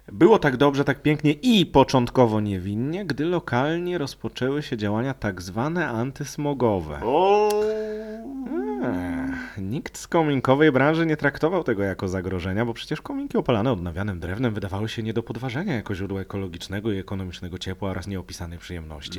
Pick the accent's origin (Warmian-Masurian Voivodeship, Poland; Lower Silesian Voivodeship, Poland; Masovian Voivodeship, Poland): Lower Silesian Voivodeship, Poland; Ja też pochodzę z tego województwa